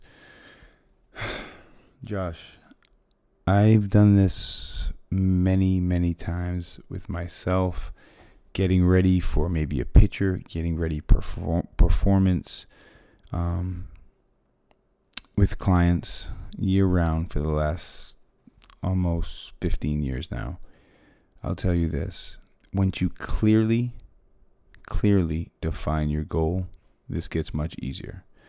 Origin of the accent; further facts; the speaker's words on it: Fall River, Massachusetts, United States; moved away; I'm from Fall River, Massachusetts